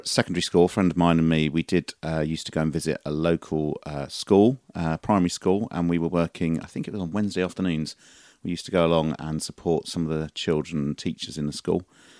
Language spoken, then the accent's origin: English; St Mary Cray, London, United Kingdom; also born or lived in Abbeywood; I was born in Abbeywood, but about the age of one, I moved to St. Mary Cray, which is very near Orpington. And I spent the first sort of 18 years of my life there.